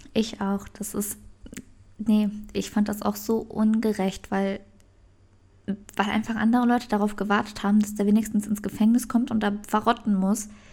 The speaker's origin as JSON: {"language": "German", "country": "Germany", "said": "bei uns in Deutschland"}